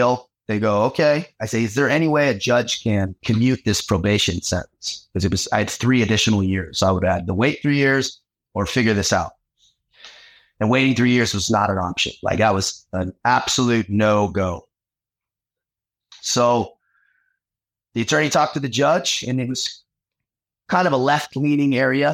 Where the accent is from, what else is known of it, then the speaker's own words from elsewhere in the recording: San Diego, California, United States; moved away as an adult; growing up in San Diego